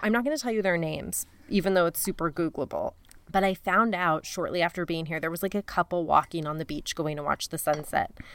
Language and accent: English; Denver, Colorado, United States; I grew up in Denver and I worked at a T C B